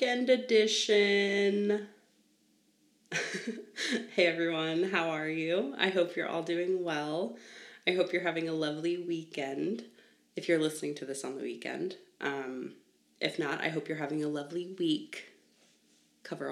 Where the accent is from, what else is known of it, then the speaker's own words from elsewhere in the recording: Long Island, New York, United States; I grew up on Long Island in New York.